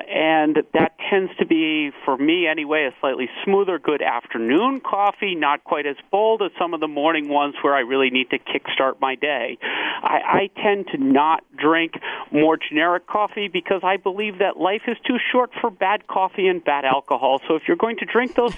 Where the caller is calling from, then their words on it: Hampton, New Hampshire, United States; I'm calling from snowy Hampton, New Hampshire